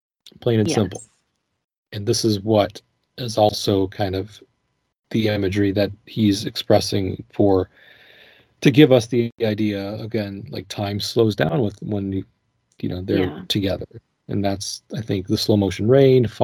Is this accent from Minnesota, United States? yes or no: yes; Minnesota, United States; growing up in Minnesota